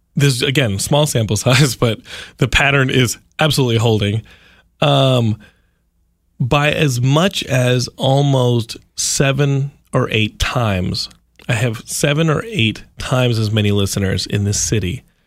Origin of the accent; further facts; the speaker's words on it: Austin, Texas, United States; my hometown of Austin